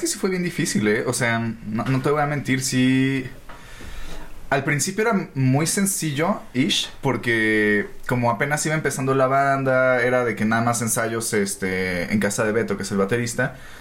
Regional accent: Naucalpan, State of Mexico, Mexico; nosotros somos de Ciudad Satélite, ¿no? Entonces con los cuatro somos de ciudad satélite

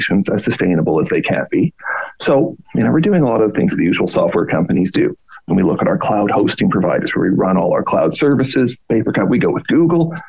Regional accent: Canada; moved away as an adult; also born or lived in Australia; I'm Canadian, grew up in Canada, live in Canada

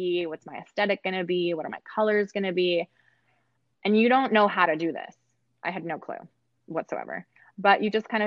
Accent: California, United States; I'm from California

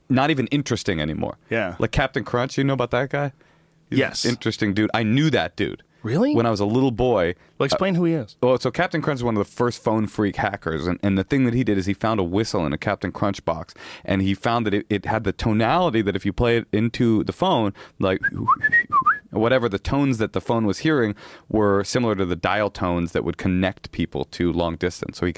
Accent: Oakland, California, United States; I'm from Oakland.

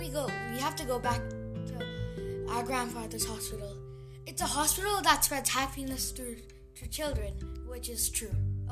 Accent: Kathmandu, Bagmati, Nepal; And we are the brothers from Kathmandu.

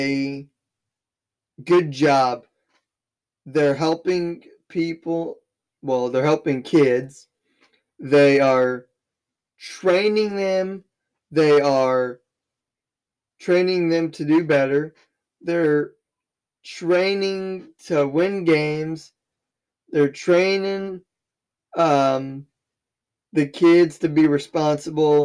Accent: Southern Illinois, United States; I'm from Southern Illinois. I live in a very small town of 7,000 people

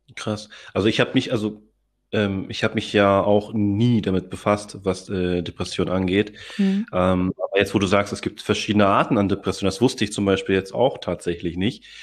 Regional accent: Hamburg, Germany; also born or lived in Philippines (ancestry); Ich bin zwar hier in Deutschland geboren

